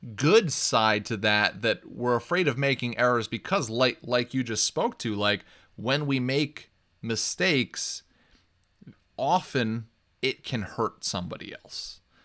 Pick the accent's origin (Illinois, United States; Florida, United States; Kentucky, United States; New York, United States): New York, United States; growing up in New York